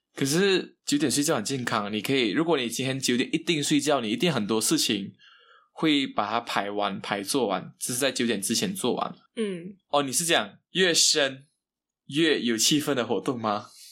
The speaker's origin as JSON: {"language": "Chinese", "town": "Kuching", "region": "Sarawak", "country": "Malaysia", "tie": "born or raised there", "said": "朋友也在这里啊，家人也在这里"}